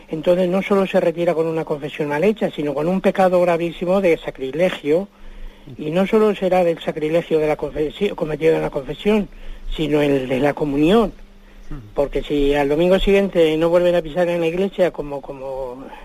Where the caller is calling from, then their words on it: Madrid, Community of Madrid, Spain; de Madrid.